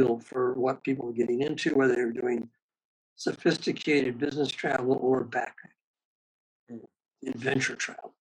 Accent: Gary, Indiana, United States; I was raised in Gary, Indiana, which is a steel working area of northern Indiana.

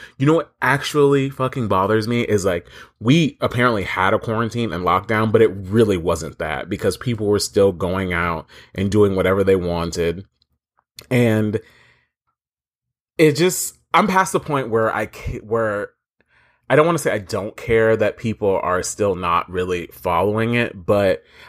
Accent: Florida, United States; I am unfortunately from Florida, and that sucks because this place is a hellhole swamp.

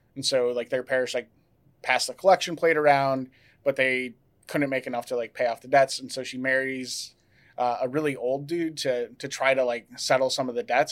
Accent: Wisconsin, United States; I grew up in Wisconsin

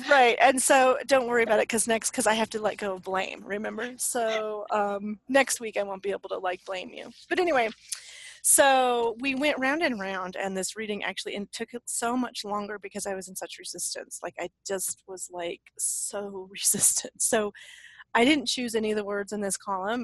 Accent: Leadville, Colorado, United States; now in Santa Fe, United States; I'm from Leadville

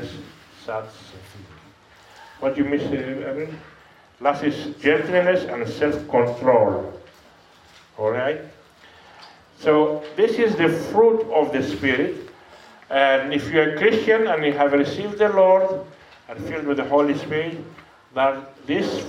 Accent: Greece; English is a second language; moved away as an adult; now in South Africa; I am from Greece, I'm a missionary, and I've been in South Africa about 15 years.

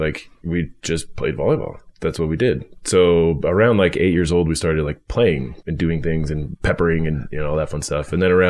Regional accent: Sacramento, California, United States; moved away as an adult; also born or lived in Costa Mesa, California / Fulton, Missouri; And I grew up in Sacramento area, went to high school there

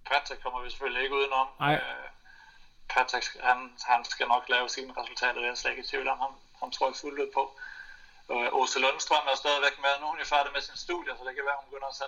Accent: Denmark; moved away; når jeg er på besøg for familie og slægt hjemme i Danmark

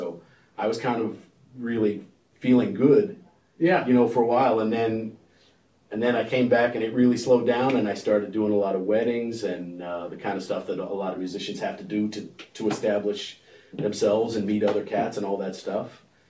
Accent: Montana, United States; I mean, I come from Montana, and then Texas is clean and nice and everything, you know.

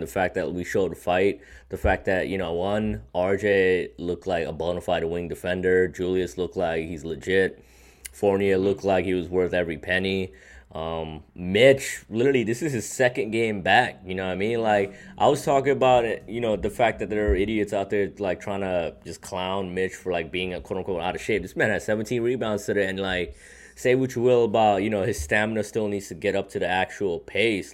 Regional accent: New York, United States; as a New Yorker, as a Knicks fan

